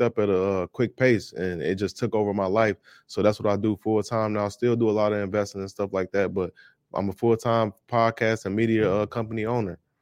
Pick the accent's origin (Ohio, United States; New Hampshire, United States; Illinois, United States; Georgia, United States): Illinois, United States; Chicago; I'm from Chicago, Illinois, born and raised